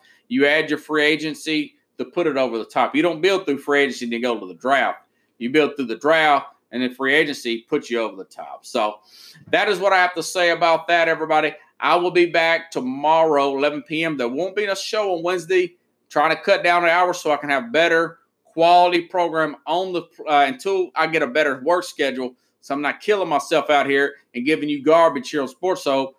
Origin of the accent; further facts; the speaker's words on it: Tennessee, United States; I'm from Tennessee.